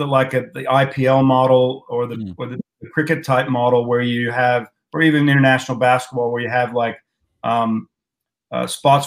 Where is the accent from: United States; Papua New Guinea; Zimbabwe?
United States; moved away as an adult; now in Australia; growing up in the States, you know, I went through high school and college racing